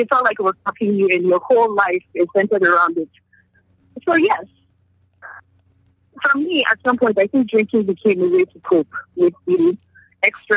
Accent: Nigeria; I'm from Nigeria.

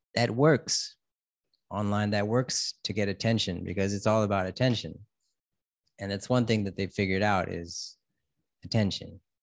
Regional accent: United States; now in Thailand; I'm an American living in Thailand

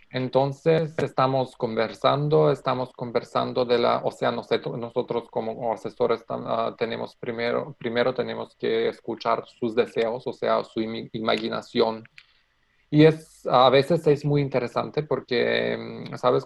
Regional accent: North Macedonia; Spanish is a second language; soy de Macedonia, estoy trabajando en Macedonia

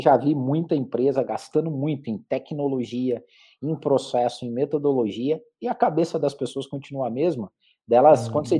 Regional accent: Curitiba, Paraná, Brazil; eu sou de Curitiba, fiz minha carreira aqui

